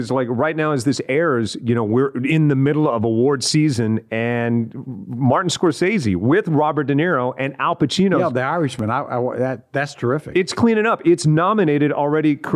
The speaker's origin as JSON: {"language": "English", "region": "California", "country": "United States", "tie": "born or raised there", "also_born_or_lived": "Texas", "said": "\"No, I'm from California. I was born in Texas.\""}